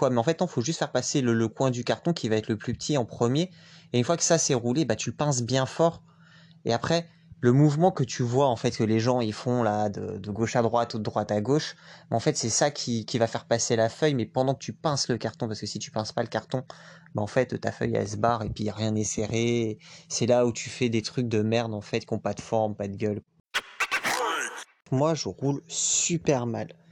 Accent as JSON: {"language": "French", "region": "Guadeloupe", "country": "France", "tie": "born or raised there", "said": "J'ai grandi aux Antilles et dédicace à la Guadeloupe on roule avec des ciseaux."}